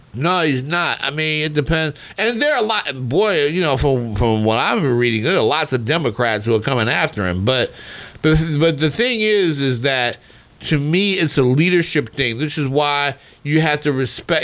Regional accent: Baltimore, Maryland, United States; growing up in Baltimore, you know, at the at the old ballpark, Memorial Stadium

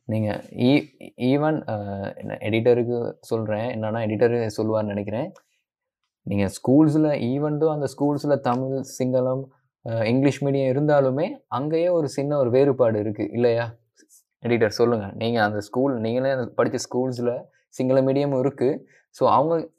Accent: Colombo, Western Province, Sri Lanka; நம்ம கிளம்போல பிறந்தோம்.

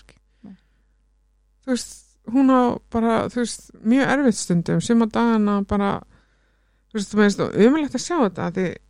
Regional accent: Iceland; also born or lived in London, United Kingdom; við sem Íslendingar

